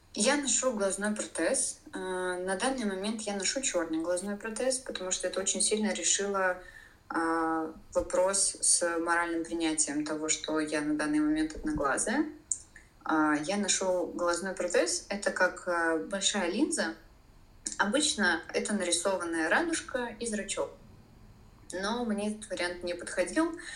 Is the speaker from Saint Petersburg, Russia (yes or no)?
yes; Saint Petersburg, Russia; first language Russian; moved away as an adult; now in Poland; в городе, который я люблю, в котором я родилась. А, я петербурженка в пятом поколении